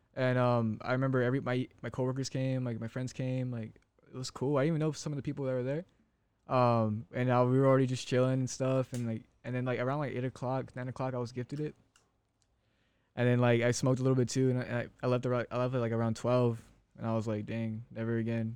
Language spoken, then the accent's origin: English; Phoenix, Arizona, United States; moved away as an adult; I'm from Phoenix, Arizona